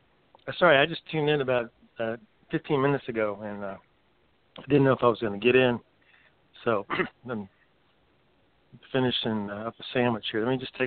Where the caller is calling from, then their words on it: North Carolina, United States; … is my name, and I'm in the Smoky Mountains of North Carolina.